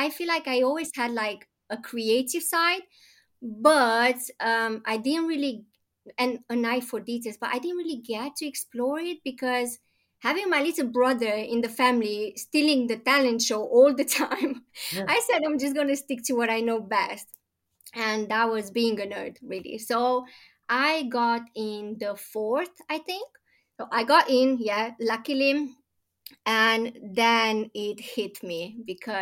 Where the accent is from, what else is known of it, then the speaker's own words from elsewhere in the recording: Romania; moved away as an adult; now in London, United Kingdom; I am originally from Romania, born and bred